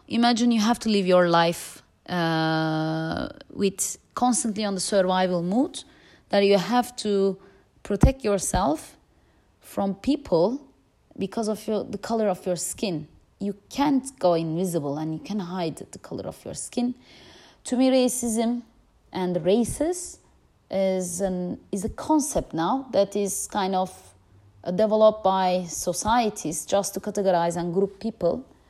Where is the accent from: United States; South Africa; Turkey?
Turkey; moved away as an adult; now in Amsterdam, Netherlands; I grew up in Turkey